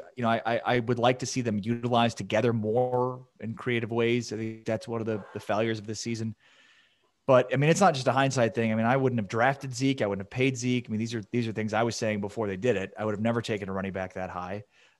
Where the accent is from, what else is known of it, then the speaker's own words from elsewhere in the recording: Chicago, Illinois, United States; moved away; And I grew up in Chicago, by the way, so I grew up on 670. Yeah. Grew up in the northern suburbs.